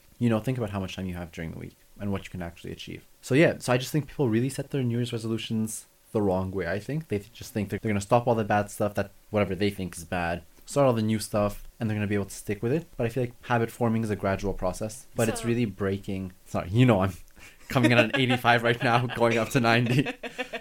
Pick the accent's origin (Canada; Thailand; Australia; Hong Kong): Canada; I'm Canadian